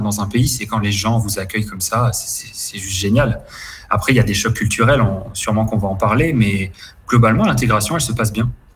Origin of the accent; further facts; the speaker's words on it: near Cannes, Provence-Alpes-Côte d'Azur, France; moved away as an adult; also born or lived in Paris; now in Paraguay; je suis alors originaire du, sud de la France, sur la côte d'Azur, pas loin de Cannes